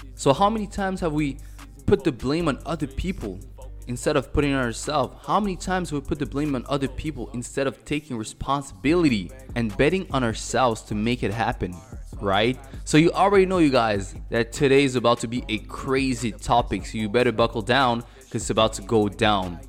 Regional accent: Montreal, Quebec, Canada; moved away as an adult; also born or lived in Cameroon; now in Mexico; I was born in Cameroon. I was raised in Montreal. I currently live in Mexico

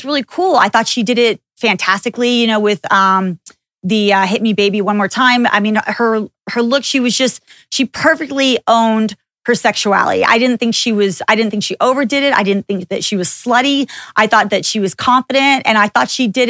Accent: Texas, United States; I grew up in Texas

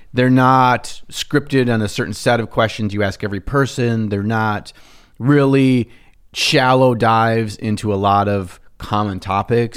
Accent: Minnesota, United States; we're from Minnesota

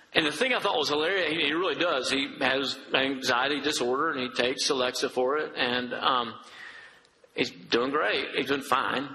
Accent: Dresden, Tennessee, United States; I'm a redneck from Dresden, Tennessee

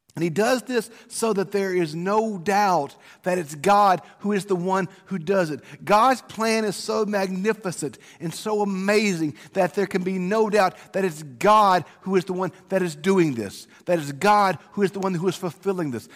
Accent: South Mississippi, United States; Growing up in South Mississippi

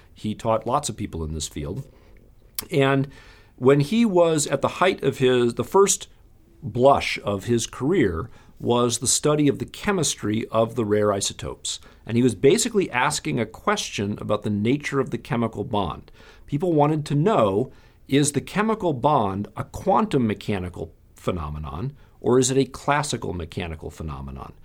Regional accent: Madison, Wisconsin, United States; I grew up in Madison, Wisconsin

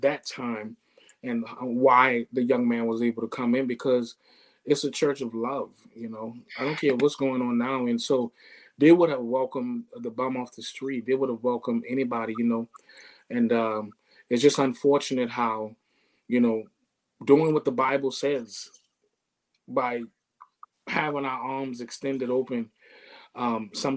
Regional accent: Charleston, South Carolina, United States; Charleston, born and raised

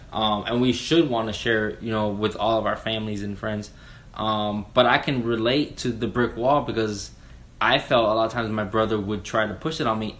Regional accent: Miami, Florida, United States; moved away as an adult; now in Jacksonville, United States; I was raised in Miami, um, moved up to Jacksonville

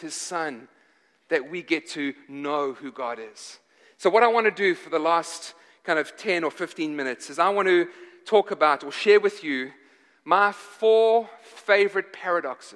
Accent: South Africa; moved away; I'm from Africa. I'm from South Africa

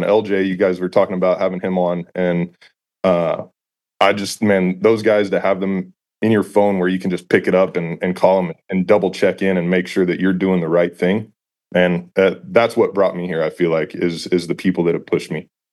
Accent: San Antonio, Texas, United States; moved away as an adult; also born or lived in Knoxville, Tennessee; Grew up in Texas, uh, born and raised in the San Antonio area

